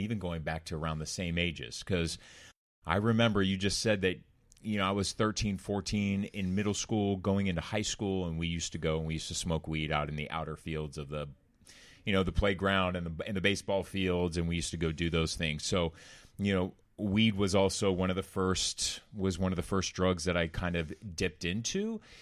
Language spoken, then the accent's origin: English; Orange County, California, United States; Growing up in Orange County, California, Corona del Mar, Laguna Beach area